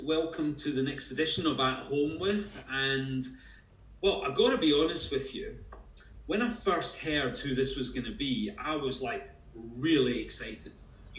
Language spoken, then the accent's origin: English; Paisley, Scotland, United Kingdom; Martin is from Paisley, where I come from as well. I was born in Paisley in 1962